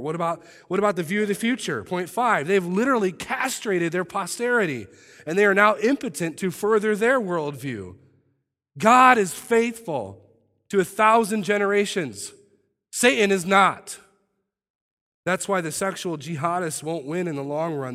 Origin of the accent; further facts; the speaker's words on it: United States; I love our country